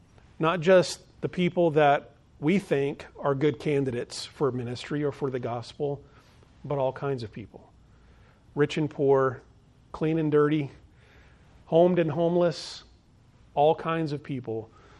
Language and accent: English; Phoenix, Arizona, United States; In fact, where I grew up in Phoenix, Arizona, most of the homes were in like neighborhoods